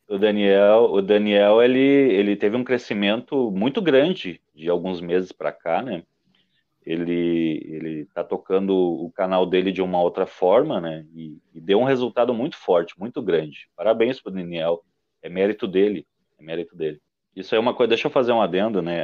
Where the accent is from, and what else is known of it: Gaúcho, Rio Grande do Sul, Brazil